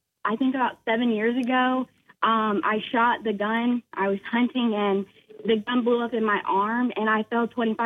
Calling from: Moncks Corner, South Carolina, United States; Monk's Corner.

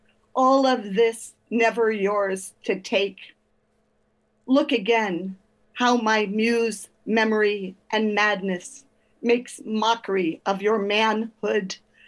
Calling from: Oakland, California, United States; From Oakland, California.

